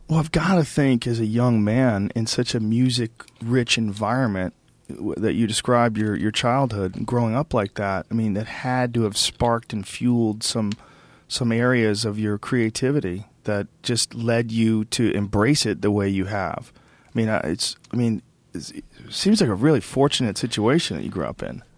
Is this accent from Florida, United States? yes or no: no; Boston, Massachusetts, United States; also born or lived in New Jersey; I was born in New Jersey, and I grew up in Boston